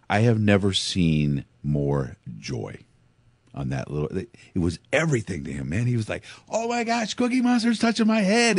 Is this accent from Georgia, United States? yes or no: no; Pekin, Illinois, United States; I grew up in Pekin